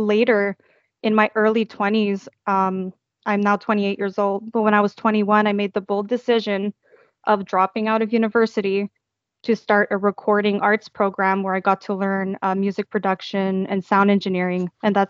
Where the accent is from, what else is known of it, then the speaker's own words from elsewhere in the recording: Toronto, Ontario, Canada; now in Montreal, Canada; moved right back to Montreal, where I'm from Toronto to Montreal, just to make ends meet.